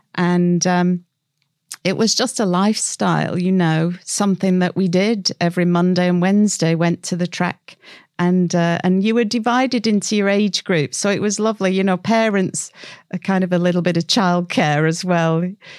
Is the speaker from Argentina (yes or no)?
no; North West England, United Kingdom; also born or lived in Scotland / Cyprus / Colorado, United States; And then I'm from the Northwest. You may or may not be able to tell.